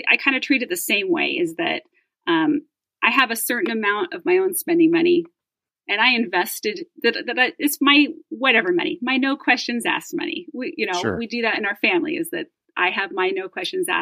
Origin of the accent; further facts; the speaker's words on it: Reno, Nevada, United States; I grew up in Reno